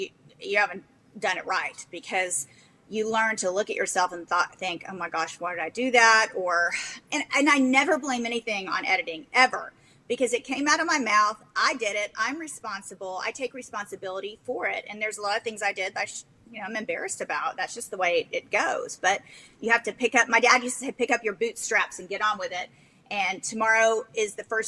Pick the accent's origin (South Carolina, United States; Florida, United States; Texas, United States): Texas, United States; I say y'all because I'm from Texas